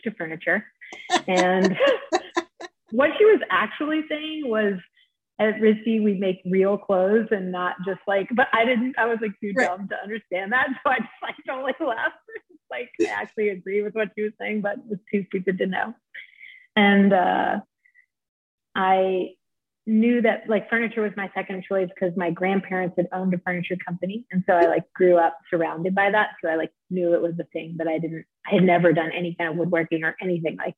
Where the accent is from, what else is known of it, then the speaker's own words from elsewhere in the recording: St. Simons Island, Georgia, United States; moved away as an adult; also born or lived in Providence, Rhode Island; I grew up on St. Simon's Island, Georgia, which is a little barrier island on the southeast coast.